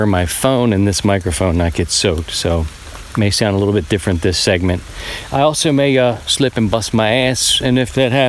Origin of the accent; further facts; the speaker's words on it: Baltimore, Maryland, United States; moved away as an adult; I'm a city guy. I was born in Baltimore and got the chance to come out and live in the country